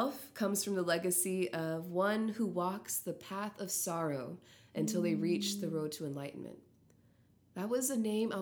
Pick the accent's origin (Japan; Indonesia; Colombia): Japan; Naha, Okinawa; I'm from Okinawa, Chitan, Naha, and wow, I'm actually very proud to say